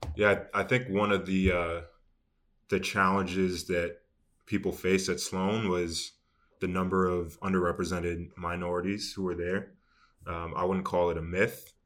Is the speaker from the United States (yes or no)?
yes; Boston, Massachusetts, United States; I grew up in Boston